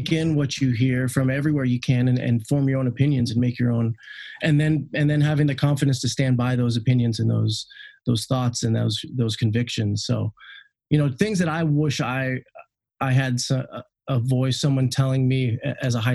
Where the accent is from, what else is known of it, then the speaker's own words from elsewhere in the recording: Seattle, Washington, United States; I'm from the Seattle area